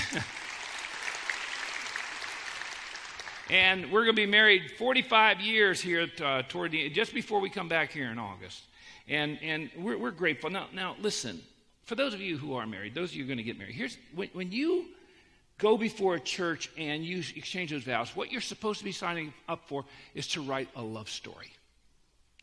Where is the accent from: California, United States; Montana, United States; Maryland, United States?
Maryland, United States; Annapolis; I grew up in Annapolis, Maryland. Well, I moved there when I was 10